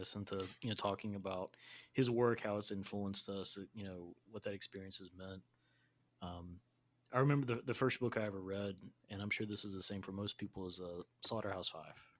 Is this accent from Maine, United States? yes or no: no; North Carolina, United States; I'm from North Carolina, so barbecue is very serious to me